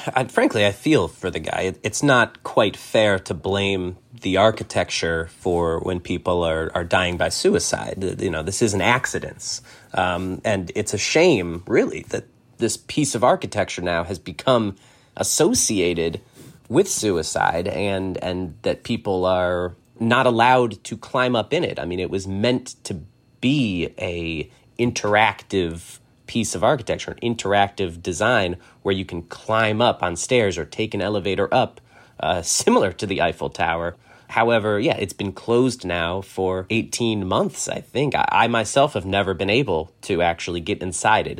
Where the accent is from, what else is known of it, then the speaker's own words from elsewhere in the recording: New York, United States; being a New Yorker